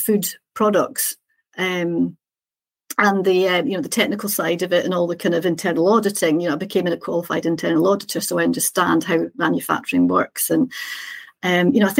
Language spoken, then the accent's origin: English; Scotland, United Kingdom; moved away as an adult; also born or lived in Chester / Edinburgh; I'm Scottish, I was living in Chester